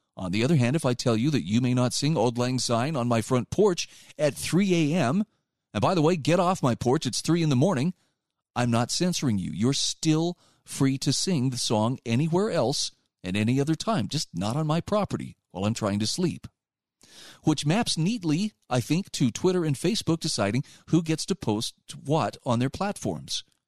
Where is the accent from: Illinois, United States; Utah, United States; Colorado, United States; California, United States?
Utah, United States; my home state of Utah